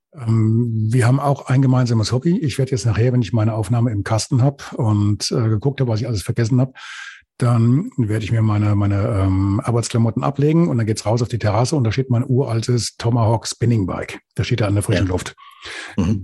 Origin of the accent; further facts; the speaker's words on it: Hesse, Germany; accent: Hessian; also born or lived in Lüdenscheid; wenn du als Hesse geboren wirst und gerade hier noch bei uns in der Kante, dann nuschelst du automatisch